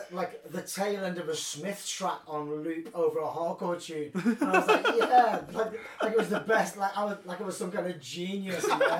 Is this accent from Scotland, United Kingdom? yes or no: no; Colwyn Bay, Wales, United Kingdom; I grew up in North Wales in Colwyn Bay.